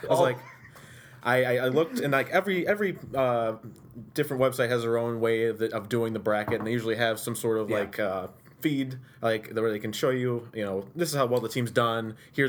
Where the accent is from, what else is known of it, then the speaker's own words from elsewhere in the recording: Sequoia Valley, New York, United States; also born or lived in Utica; Utica. I was raised in Sequoia Valley.